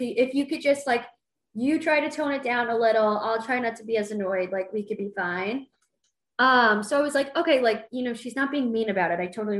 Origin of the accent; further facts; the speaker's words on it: Midwest, United States; now in New York, United States; growing up in the Midwest